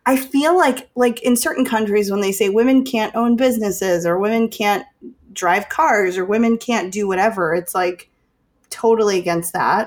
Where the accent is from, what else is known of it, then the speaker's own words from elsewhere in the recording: Chicago, Illinois, United States; I'm from Chicago